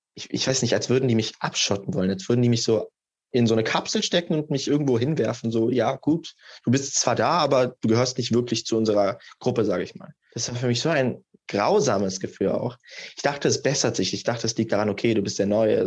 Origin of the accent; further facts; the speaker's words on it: Germany; ich komme halt aus Deutschland, ich habe Wurzeln in Serbien